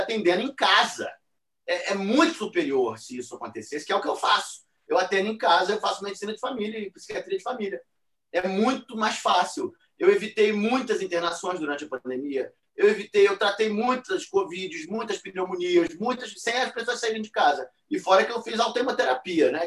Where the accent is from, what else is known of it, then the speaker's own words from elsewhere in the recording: Rio de Janeiro, Brazil; Copacabana, é de onde eu venho